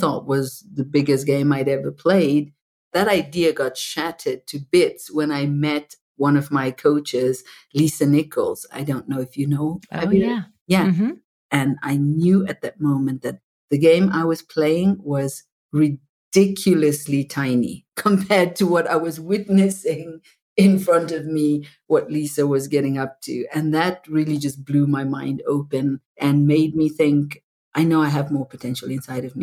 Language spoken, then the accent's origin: English; Zimbabwe; moved away; I was brought up in apartheid in Zimbabwe